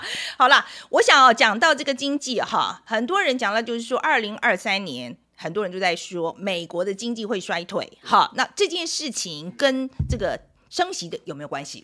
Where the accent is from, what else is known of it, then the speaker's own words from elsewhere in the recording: Taiwan; 毕竟我是台湾人